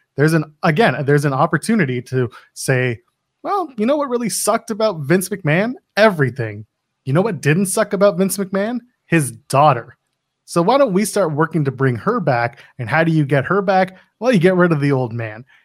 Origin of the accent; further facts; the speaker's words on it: Canada; I am a Canadian